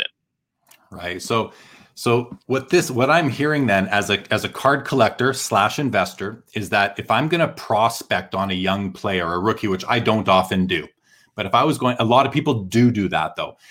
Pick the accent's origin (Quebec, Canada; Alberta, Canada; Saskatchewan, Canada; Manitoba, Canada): Manitoba, Canada; Winnipeg; moved away; growing up in Winnipeg